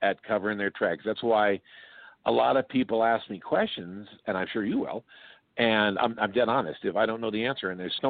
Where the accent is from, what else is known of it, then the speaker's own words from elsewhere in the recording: Oakland, California, United States; I grew up in East Oakland.